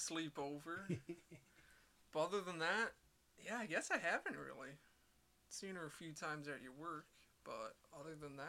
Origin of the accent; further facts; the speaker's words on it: East Troy, Wisconsin, United States; I grew up in East Troy